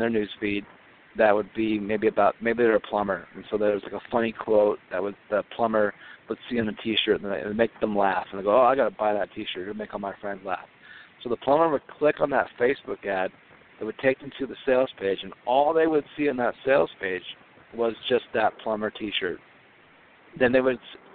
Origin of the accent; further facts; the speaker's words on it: Southern California, United States; now in Minnesota, United States; I grew up in Southern California on the beach